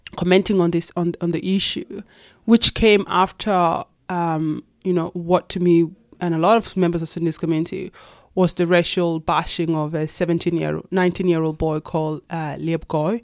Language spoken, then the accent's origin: English; Kakuma, Turkana County, Kenya; moved away as an adult; also born or lived in Itang, Ethiopia / Nairobi, Kenya; now in Australia; I was born in Ethiopia in a refugee camp called Itang, and then grew up, of course, in Kenya, and then came to Australia when I was eighteen